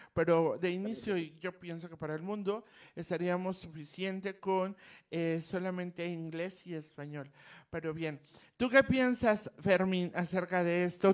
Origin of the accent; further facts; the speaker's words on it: Mexico; como mexicana